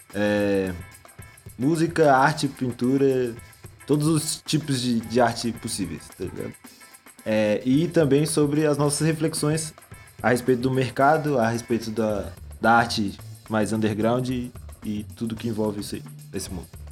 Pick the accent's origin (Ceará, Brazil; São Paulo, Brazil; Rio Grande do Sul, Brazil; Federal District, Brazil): Federal District, Brazil; Guará; eu sou do Guará